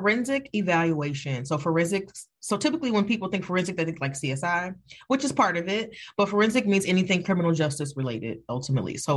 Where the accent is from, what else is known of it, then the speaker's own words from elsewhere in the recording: Evanston, Illinois, United States; I'm from Evanston. Y'all gonna get all of this Evanston